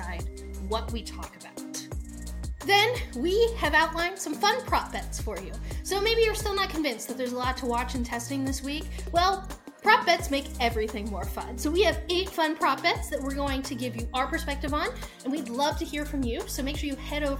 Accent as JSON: {"language": "English", "country": "United States", "said": "we're American"}